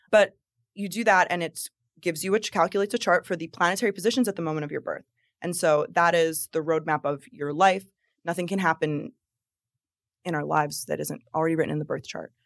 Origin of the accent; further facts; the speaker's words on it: New Jersey, United States; now in Florida, United States; creating my life here in Florida because I'm from New Jersey